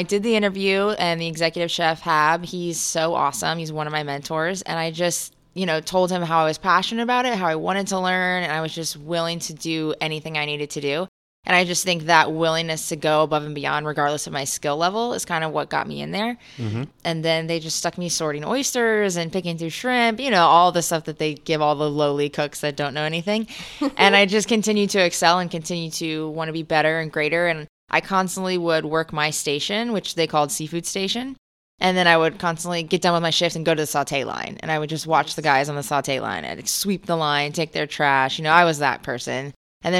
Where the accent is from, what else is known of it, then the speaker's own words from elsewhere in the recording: Tampa, Florida, United States; born and raised in Tampa. Born in South Tampa